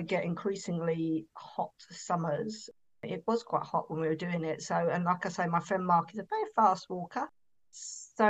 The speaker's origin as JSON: {"language": "English", "area": "Essex", "region": "East of England", "country": "United Kingdom", "said": "I'm from Essex and we say things in strange ways."}